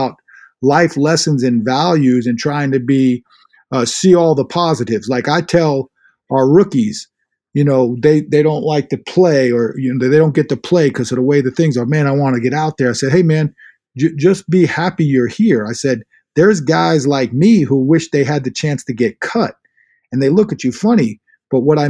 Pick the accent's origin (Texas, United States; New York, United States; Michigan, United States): New York, United States; Inwood; I'm from Inwood